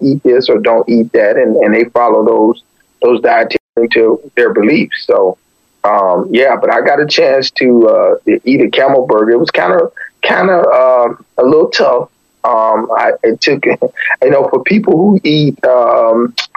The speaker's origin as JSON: {"language": "English", "town": "East Chicago", "region": "Indiana", "country": "United States", "tie": "born or raised there", "also_born_or_lived": "St. Augustine, Florida", "moved": "as an adult", "lives_now": "Daytona Beach, United States", "said": "I actually grew up in East Chicago, which is actually in Indiana."}